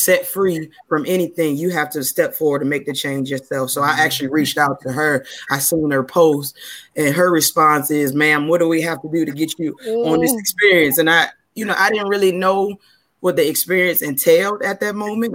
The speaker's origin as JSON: {"language": "English", "town": "Detroit", "region": "Michigan", "country": "United States", "tie": "born or raised there", "moved": "yes", "lives_now": "Virginia, United States", "said": "I've been living in Virginia for about 15 years now, but born and raised from Detroit, Michigan"}